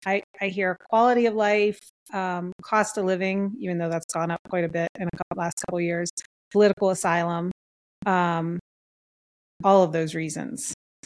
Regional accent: East Coast, United States; now in Idaho, United States; I grew up on the East Coast, so I was used to heavy humidity and I hated that.

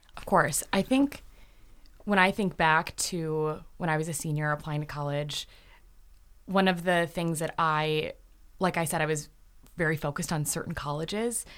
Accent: Canton, Michigan, United States; I'm from Canton, Michigan.

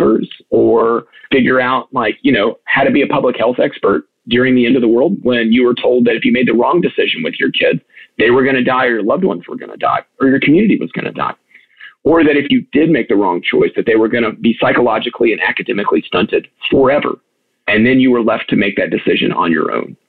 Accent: United States; as American parents, I myself am one

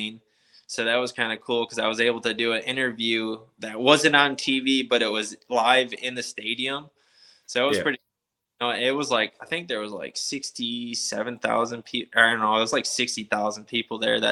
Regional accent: Lockport, New York, United States; moved away; It's like a place 20 minutes from my hometown

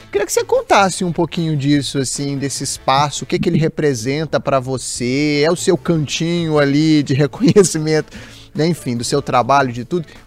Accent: Belém, Pará, Brazil; moved away as an adult; now in Rio de Janeiro, Brazil; Nasci no norte, sou paraense.

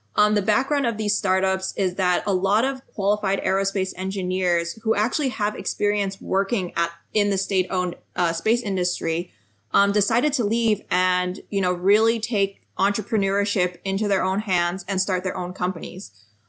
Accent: United States; also born or lived in France / New York; I grew up in the United States um, with Chinese parents, so speaking Chinese

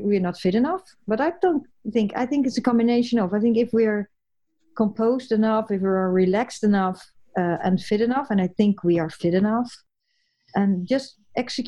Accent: the west coast of the Netherlands, western Netherlands, Netherlands; English is a second language; moved away as an adult; also born or lived in United States; I'm from the West, I'm from the coast

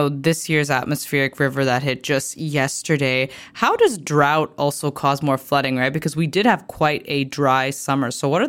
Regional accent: British Columbia, Canada

